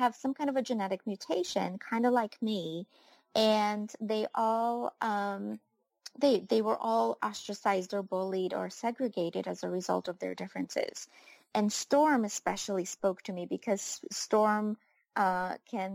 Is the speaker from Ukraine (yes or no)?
yes; Ukraine; moved away; I was born and raised in Ukraine